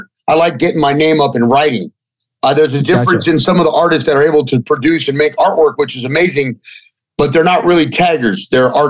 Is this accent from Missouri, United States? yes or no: no; Los Angeles, California, United States; also born or lived in Mission Hills / Sun Valley; I grew up in like the north or the east part of the San Fernando Valley